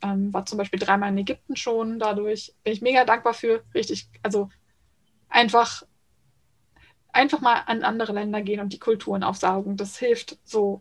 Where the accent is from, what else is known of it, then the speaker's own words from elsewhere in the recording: small town in Lower Saxony near Hamburg, Germany; Ich bin genauso am Grenzposten zwischen Niedersachsen und Hamburg und ähm, ziehe mich aber immer eher zu Hamburg, weil wenn ich dann anfange erkläre, wo genau aus Niedersachsen ich komme